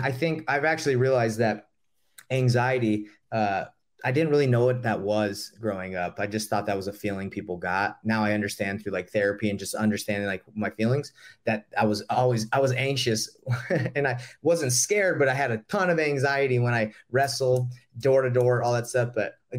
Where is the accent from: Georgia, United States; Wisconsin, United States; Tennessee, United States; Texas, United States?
Georgia, United States; Atlanta; So I grew up in Atlanta, Georgia.